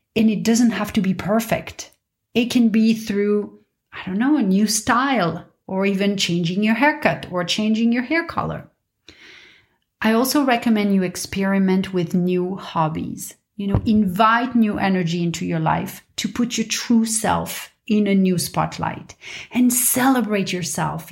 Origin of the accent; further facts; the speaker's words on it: Paris, Île-de-France, France; moved away as an adult; also born or lived in New York / London / Dubai / Mumbai; now in Los Angeles, United States; I was born and raised in Paris